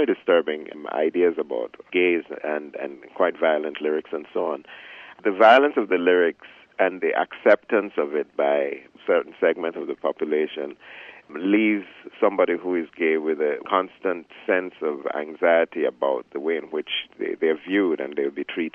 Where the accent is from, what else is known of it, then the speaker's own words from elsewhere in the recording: Jamaica; moved away as an adult; I grew up in Jamaica. Most of my young adult life was spent in Jamaica